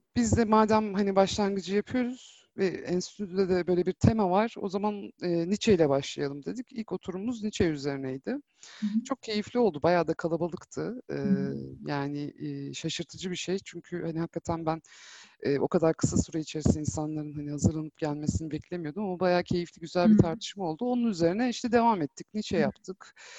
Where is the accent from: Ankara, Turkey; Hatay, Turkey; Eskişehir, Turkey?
Ankara, Turkey; moved away as an adult; now in Istanbul, Turkey; Ankaralıyım. E, 6 aylık olduğumdan beri Ankara'da yaşadım. Hı. E, 4 yıl önce İstanbul'a taşınana kadar